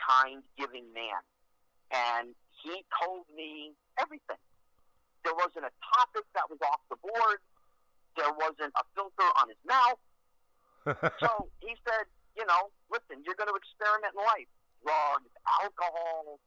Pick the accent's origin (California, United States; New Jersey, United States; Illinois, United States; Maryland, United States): New Jersey, United States; I grew up in New Jersey